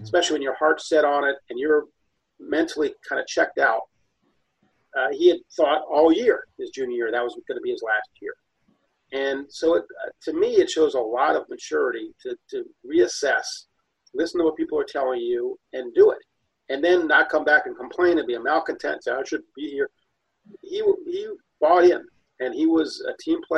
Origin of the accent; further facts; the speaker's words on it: Ohio, United States; since I was a kid growing up in Ohio